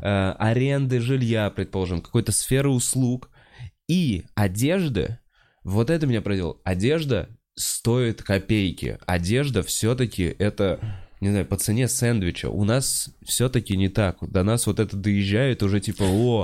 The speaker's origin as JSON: {"language": "Russian", "country": "Russia", "said": "я вроде из России"}